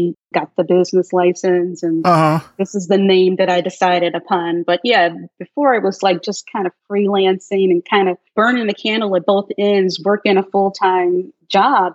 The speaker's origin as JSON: {"language": "English", "town": "Chicago", "region": "Illinois", "country": "United States", "tie": "born or raised there", "said": "I'm originally from South Side of Chicago, grew up in the South Side, and then, yeah, moved to the South Suburbs in the mid-70s"}